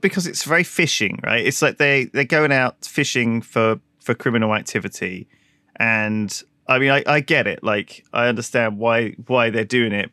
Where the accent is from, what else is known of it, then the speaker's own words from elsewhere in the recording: United Kingdom; as the British